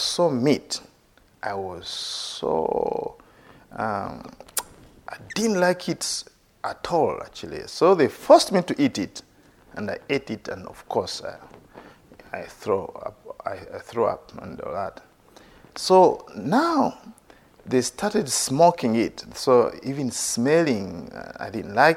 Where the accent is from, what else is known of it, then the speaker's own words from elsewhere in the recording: Uganda; As a young boy growing up in Uganda